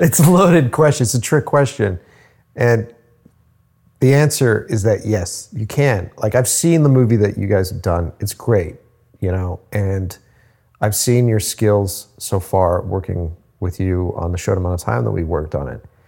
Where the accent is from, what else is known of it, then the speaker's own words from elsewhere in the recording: Cape Cod, Massachusetts, United States; moved away as an adult; now in Boston, United States; At the time, I was living on Cape Cod